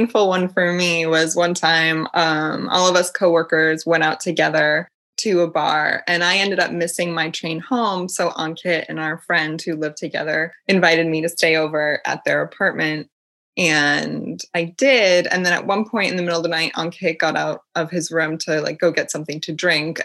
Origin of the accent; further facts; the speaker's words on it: United States; moved away as an adult; now in Paris, France; I'm an American